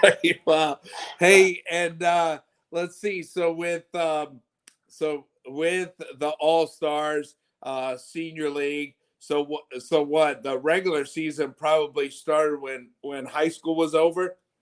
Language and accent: English; Chesapeake, Virginia, United States; I grew up in Western Branch, but my my wife is a Norfolk native